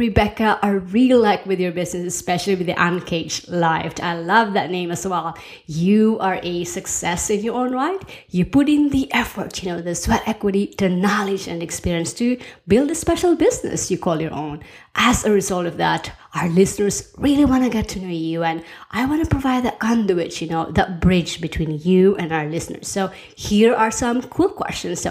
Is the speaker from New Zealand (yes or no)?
no; Philippines; moved away; also born or lived in United States / Norway; I grew up in the Philippines and then moved to the US, and then I married a Norwegian. And so we've been living both in Norway and the US